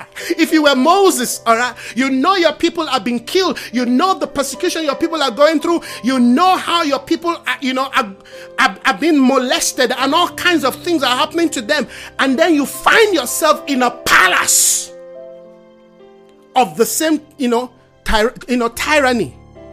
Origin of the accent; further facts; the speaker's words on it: Nigeria; moved away; When I came from Nigeria, I pay excess luggage on books and tapes.